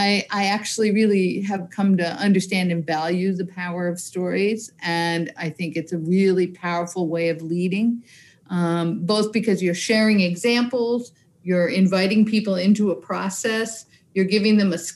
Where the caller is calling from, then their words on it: Newburyport, Massachusetts, United States; I'm in Newburyport, Massachusetts in the U.S. So I'm right on the ocean, on the Atlantic Ocean.